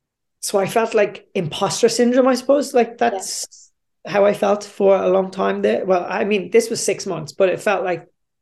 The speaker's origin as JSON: {"language": "English", "country": "Australia", "said": "I was the guy from Australia, and I, you know, worked in the big office over there, and I was wearing nice clothes, and I still had my tan."}